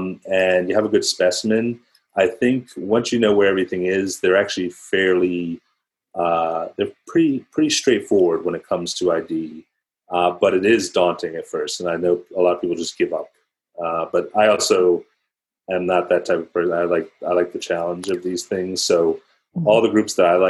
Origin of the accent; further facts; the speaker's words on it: Philadelphia, Pennsylvania, United States; also born or lived in New York City; I grew up outside of Philadelphia